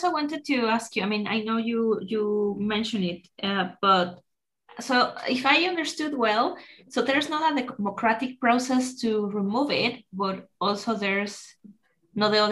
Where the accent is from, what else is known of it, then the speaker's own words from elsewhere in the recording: Mexico; i'm from america so in my case as mexican it's like so you're american i'm yes i'm american because america is a continent